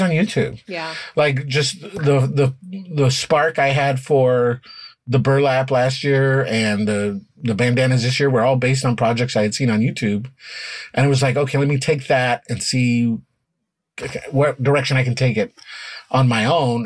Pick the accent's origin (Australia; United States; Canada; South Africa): United States; Denver, Colorado; now in Chicago, United States; when I grew up there, Denver had ten high schools